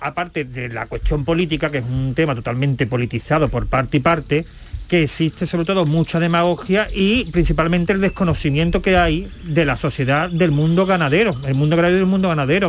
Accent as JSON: {"language": "Spanish", "town": "La Algaba", "region": "Andalusia", "country": "Spain", "said": "yo sabéis que soy de pueblo, mi hábitat siempre ha sido cabra, porque en mi pueblo había muchas cabras"}